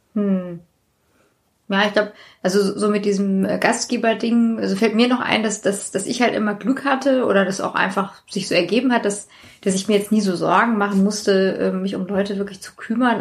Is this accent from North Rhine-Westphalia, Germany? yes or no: no; Hanau, Hesse, Germany; ich komme auch aus Hanau